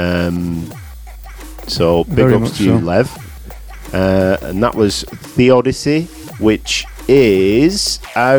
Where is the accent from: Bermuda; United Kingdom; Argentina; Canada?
United Kingdom; accent: sultry northern; my sultry northern accent